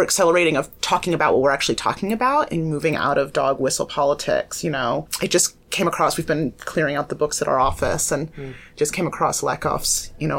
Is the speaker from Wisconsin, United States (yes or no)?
no; rural Missouri, United States; moved away as an adult; also born or lived in Chicago, United States; now in Seattle, United States; I grew up in a teeny tiny rural town of 300 called Chahawi in Missouri